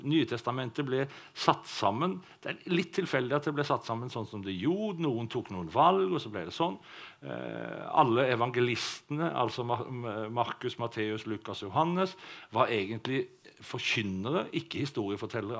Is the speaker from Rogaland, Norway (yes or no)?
yes; Sauda, Rogaland, Norway; jeg vokste opp i Sauda